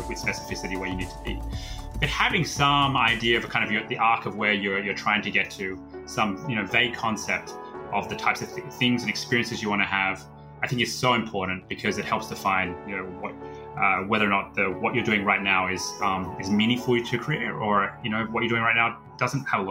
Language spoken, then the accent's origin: English; Australia; moved away as an adult; now in United States; I'm originally from Australia and moved out to the States about 12 or so years ago